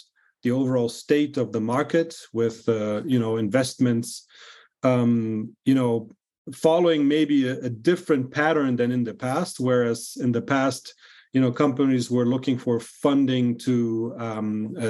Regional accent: Brazil; I was born and raised in Brazil, but I have European roots

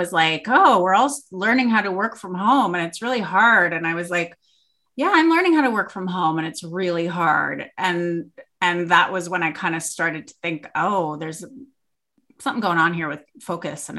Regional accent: Toronto, Ontario, Canada; moved away as an adult; now in Perth, Australia; I'm from Canada, Toronto, Canada, and I moved here with a man

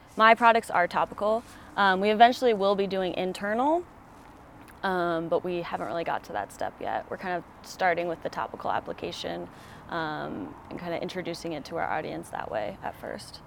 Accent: Colorado, United States; moved away; also born or lived in Oregon; I'm from Colorado, so I've always been into the outdoors and um, going hiking with my mom and dad when I was really little

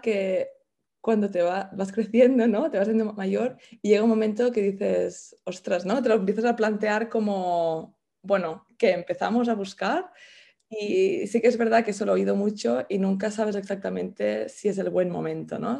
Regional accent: El Masnou, Catalonia, Spain; moved away as an adult; now in London, United Kingdom; soy de Masnou, de un pueblo del Maresma, de cerca de Barcelona, pero llevo viviendo en Londres, creo que son 12 años ya.

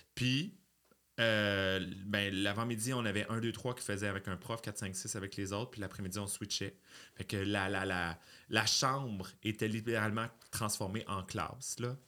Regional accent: Quebec City, Quebec, Canada; Je suis né à Beauport, en banlieue de Québec, d'une mère monoparentale

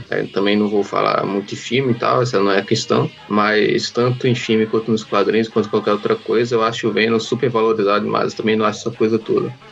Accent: Northeast Region, Brazil; mas eu, eu falo tu porque eu sou nordestino, nordestino fala tu.

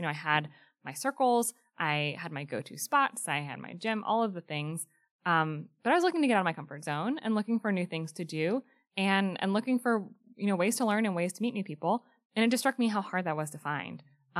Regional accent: Greensboro, North Carolina, United States; Greensboro, North Carolina.

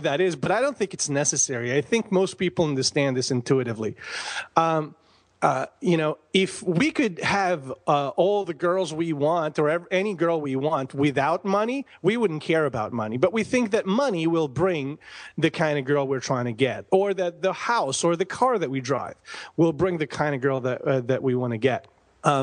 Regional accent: Bosnia & Herzegovina; also born or lived in Croatia / Tucson, United States; now in United States; I am from Bosnia, born and raised. I came to the United States in 95

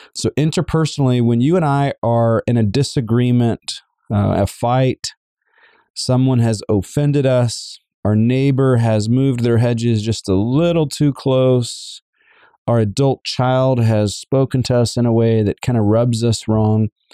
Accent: the South, United States; I am a Southerner as well

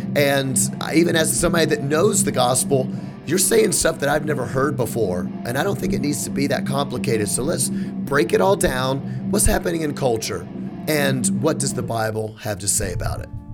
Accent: Memphis, Tennessee, United States; I'm from Memphis

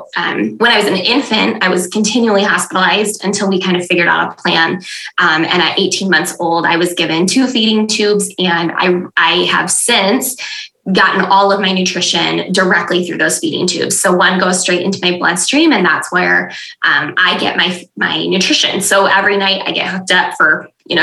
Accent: West Michigan, United States; I'm from West Michigan. I live in Grand Rapids with my husband.

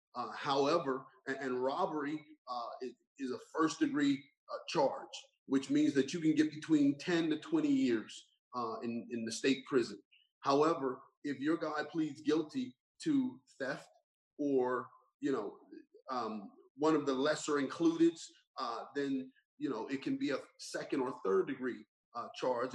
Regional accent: Burlington Township, New Jersey, United States; growing up in Burlington Township

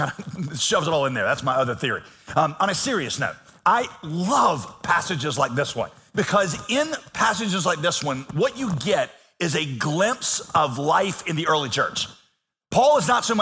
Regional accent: Yadkinville, North Carolina, United States; moved away; I'm from Yakinville

